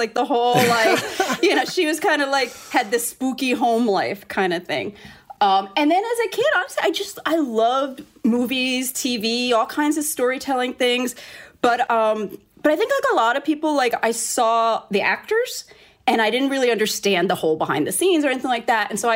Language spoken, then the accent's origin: English; New York City, New York, United States; moved away as an adult; also born or lived in South Bronx; now in Los Angeles, United States; born and raised in New York, Hell's Kitchen, and my family owned the local funeral home.